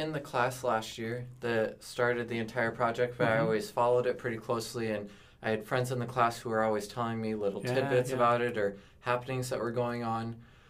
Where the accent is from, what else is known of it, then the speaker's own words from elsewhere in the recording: Woonsocket, South Dakota, United States; I'm a senior here at Dakota Wesleyan. I'm a creative writing minor, criminal justice major, and I'm from Woonsocket.